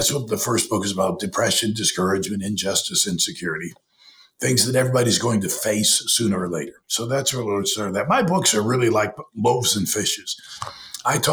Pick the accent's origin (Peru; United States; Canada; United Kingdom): United States; Perry, Michigan; my earliest memories are my dad being a pastor in Perry, Michigan, a little town of 1,200 outside of Lansing.